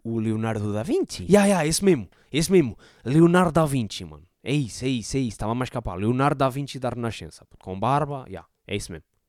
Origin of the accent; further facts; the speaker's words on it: Portugal; um conterrâneo meu, não é? Ali perto da, da minha terra, era ali de perto